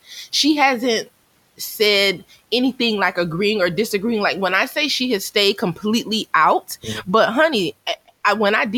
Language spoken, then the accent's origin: English; Myrtle Beach, South Carolina, United States; I grew up in Myrtle Beach, so I had my share of Caucasians when I was in school there.